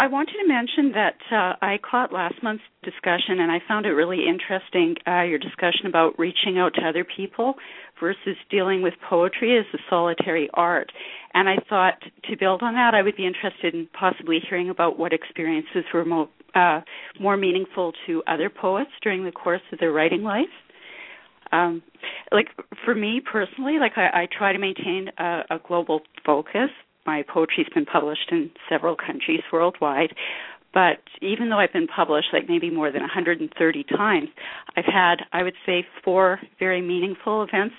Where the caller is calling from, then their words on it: Kelowna, British Columbia, Canada; I'm calling from Kelowna, B.C. in Canada